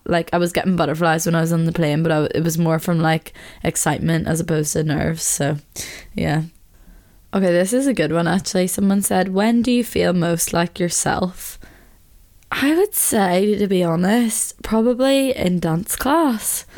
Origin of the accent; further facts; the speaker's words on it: Belfast, Northern Ireland, United Kingdom; growing up in Belfast